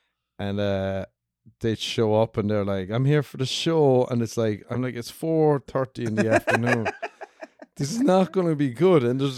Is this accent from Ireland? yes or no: yes; Ireland; moved away as an adult; now in Los Angeles, United States; I'm from Ireland.